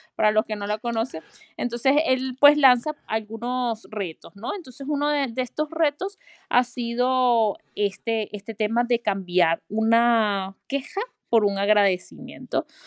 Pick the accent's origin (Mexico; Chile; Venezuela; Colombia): Venezuela; moved away as an adult; yo vengo de Venezuela